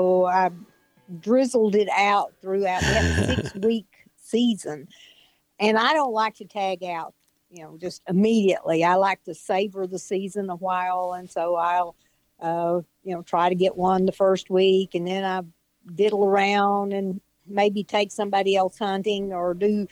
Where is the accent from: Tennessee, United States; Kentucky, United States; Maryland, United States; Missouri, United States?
Tennessee, United States; Northwest; I grew up here in Northwest Tennessee in the same county that I still live